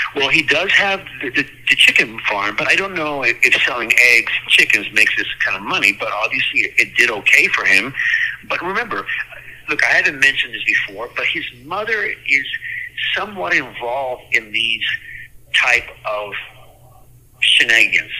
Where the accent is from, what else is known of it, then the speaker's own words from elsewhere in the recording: La Puente, California, United States; I grew up in La Puente, California